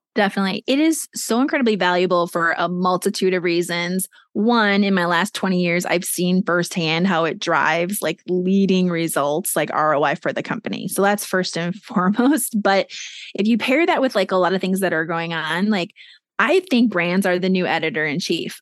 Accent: Minnesota, United States; moved away as an adult; also born or lived in New York City / Boston; my home state of Minnesota

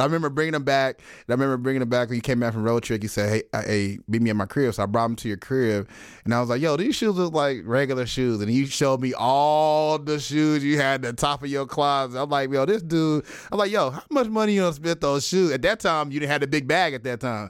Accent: Dallas, Texas, United States; growing up in Dallas, you know, I was a huge Dirk fan

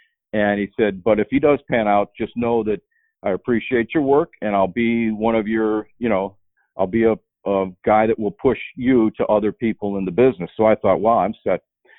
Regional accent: Euclid, Ohio, United States; born or raised there; also born or lived in Buffalo, New York / South Dakota / Iowa

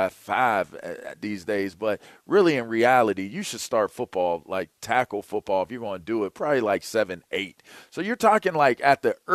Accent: Pittsburgh, Pennsylvania, United States; I grew up in Pittsburgh

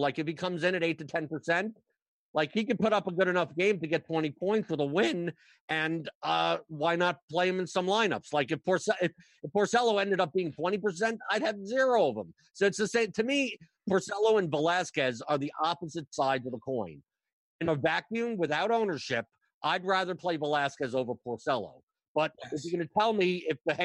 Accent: New York, United States; moved away; I'm from New York

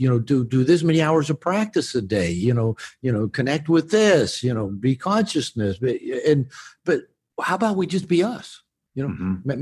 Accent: Seattle, Washington, United States; moved away; also born or lived in Bible Belt; I grew up on the West Coast in Seattle area

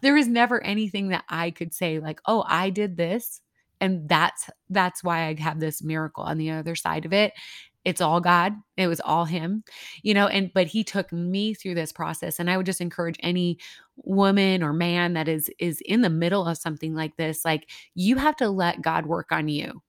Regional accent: Midwest, United States; now in El Paso, United States; I'm originally from the Midwest

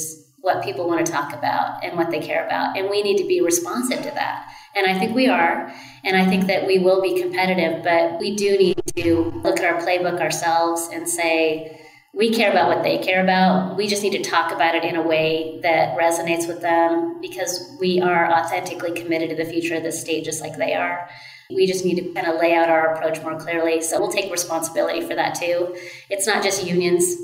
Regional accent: Oregon, United States; my home state

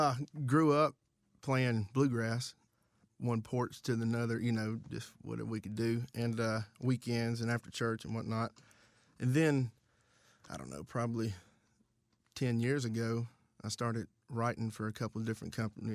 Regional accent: White Bluff, Tennessee, United States; now in Chattanooga, United States; I am from White Bluff, Tennessee, which is Dixon County, but grew up right on the county line between Cheatham County and Dixon County.

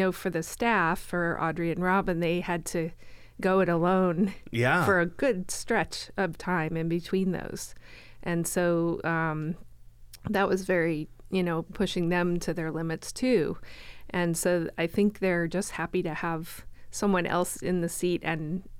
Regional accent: Florida, United States; also born or lived in Colorado; now in Canby, United States; I am originally from Colorado. Okay. I grew up in Florida.

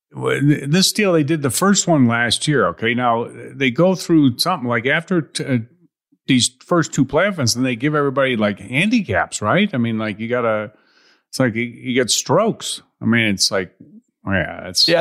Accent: Chicago, Illinois, United States; I grew up in Chicago

